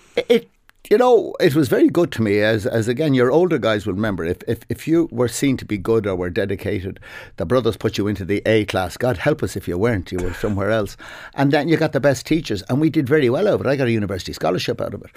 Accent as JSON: {"language": "English", "town": "Dublin", "region": "Leinster", "country": "Ireland", "tie": "born or raised there", "also_born_or_lived": "Clontarf, Dublin", "said": "I'm from Merino originally"}